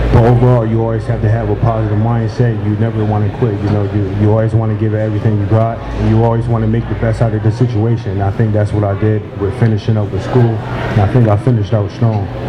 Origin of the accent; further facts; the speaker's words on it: Syracuse, New York, United States; I'm from Syracuse